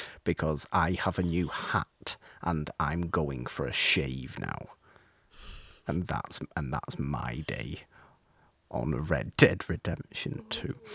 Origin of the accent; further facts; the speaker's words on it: United Kingdom; me being British